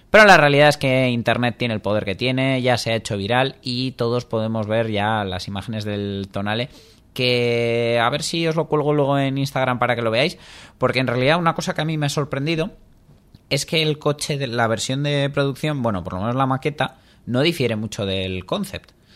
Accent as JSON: {"language": "Spanish", "country": "Spain", "said": "somos españoles"}